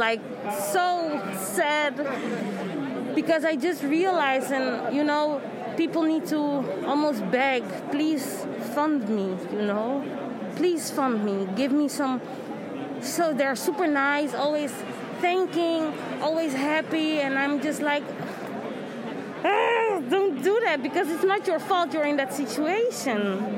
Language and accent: English; Netherlands; I'm from the Netherlands, but I'm Brazilian.